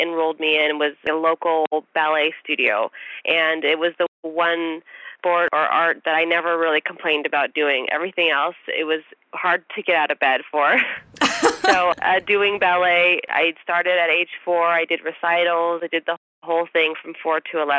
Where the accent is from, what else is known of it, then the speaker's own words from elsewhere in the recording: Bay Area, California, United States; I was born in the Bay Area